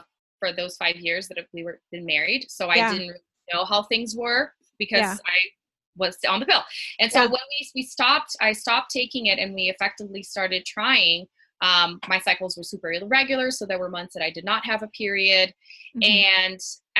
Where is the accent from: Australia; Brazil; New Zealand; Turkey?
Brazil; moved away as an adult; now in Colorado, United States; I'm originally from Brazil, born and raised, eventually married an American husband and moved to Colorado